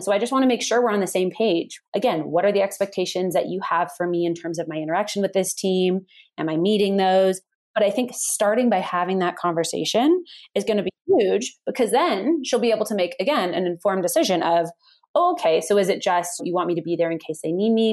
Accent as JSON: {"language": "English", "area": "Bay Area", "region": "California", "country": "United States", "tie": "born or raised there", "also_born_or_lived": "San Francisco", "moved": "as an adult", "lives_now": "Colorado, United States", "said": "I grew up in the Bay Area"}